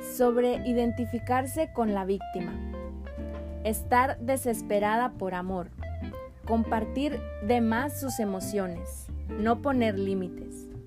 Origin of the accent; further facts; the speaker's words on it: Mexico; En mi país había mucha ignorancia